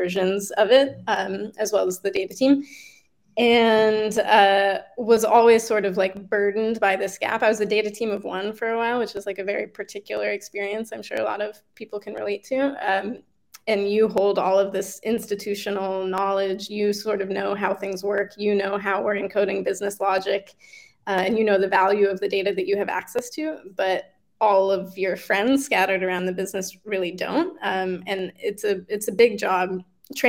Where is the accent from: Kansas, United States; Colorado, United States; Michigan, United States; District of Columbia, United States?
Colorado, United States; moved away as an adult; also born or lived in Maine; now in New York, United States; I did grow up in Colorado, and I went to college in Maine